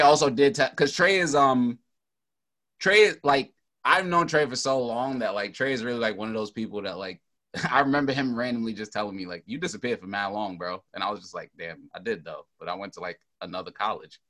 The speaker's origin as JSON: {"language": "English", "town": "New York City", "region": "New York", "country": "United States", "said": "I'm from Brooklyn"}